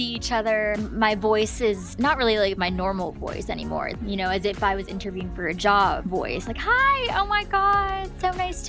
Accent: New York City, New York, United States; moved away; I'm from New York City

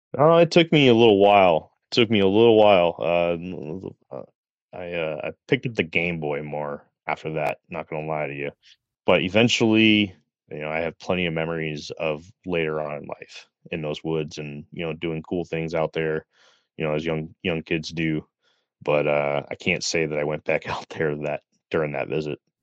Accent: Middletown, Connecticut, United States; I grew up in Middletown, Connecticut

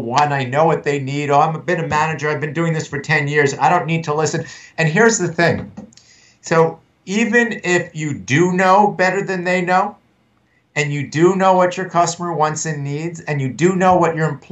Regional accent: United States; I'm from the New York area. I'm from New York, New Jersey

